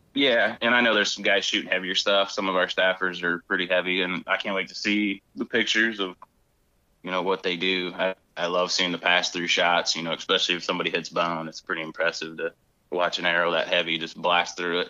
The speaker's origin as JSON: {"language": "English", "region": "North Central Ohio", "country": "United States", "tie": "born or raised there", "said": "I grew up in North Central Ohio"}